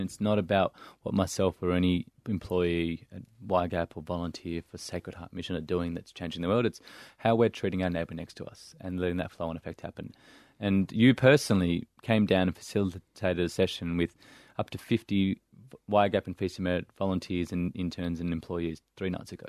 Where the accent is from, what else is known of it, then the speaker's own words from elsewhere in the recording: Melbourne, Victoria, Australia; growing up in Saint Kilda, a couple of kilometers down the road